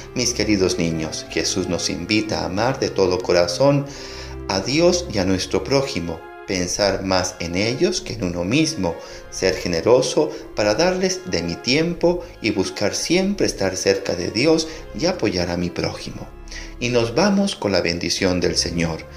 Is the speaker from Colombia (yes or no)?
no; El Salvador; como pueblo salvadoreño nos unimos